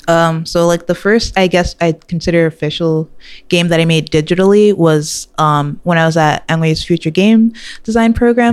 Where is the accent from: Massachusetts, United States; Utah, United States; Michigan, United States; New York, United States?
New York, United States; New York City; I grew up in Queens, New York.